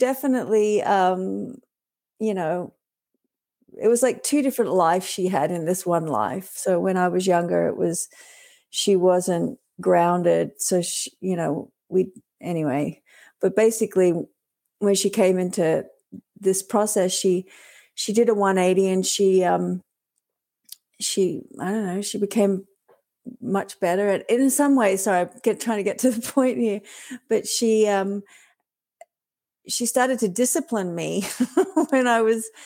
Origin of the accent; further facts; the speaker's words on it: Australia; now in Canada; we grew up in Australia